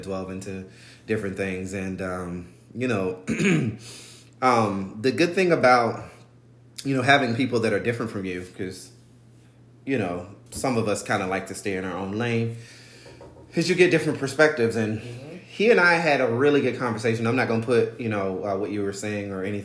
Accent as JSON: {"language": "English", "town": "Albany", "region": "Georgia", "country": "United States", "said": "I'm from Albany, Georgia, which, you know, black and white people are a very different sides of the tracks"}